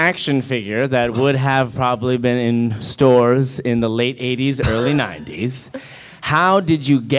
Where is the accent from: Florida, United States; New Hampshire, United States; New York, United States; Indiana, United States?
New Hampshire, United States; I'm from New Hampshire.